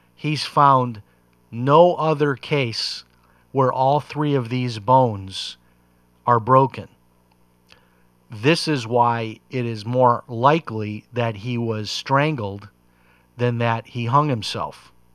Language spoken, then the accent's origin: English; Chicago, Illinois, United States; growing up in Chicago.